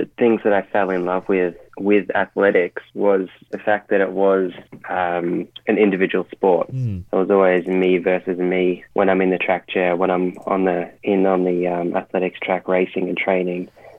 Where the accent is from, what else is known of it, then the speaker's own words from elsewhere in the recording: Victoria, Australia; We did quite a lot of isolation here in Australia, and especially in Victoria, my home state.